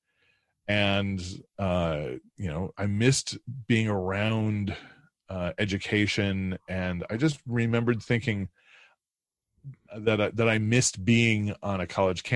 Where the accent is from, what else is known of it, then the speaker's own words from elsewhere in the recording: DeKalb, Illinois, United States; I grew up in Northern Illinois, in DeKalb, Illinois, which is about an hour and a half west of Chicago out in the cornfields.